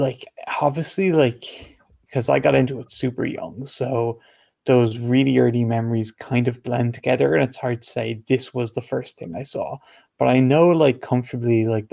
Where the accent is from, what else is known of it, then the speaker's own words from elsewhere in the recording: Ireland; even though I'm not from the UK, I am from Ireland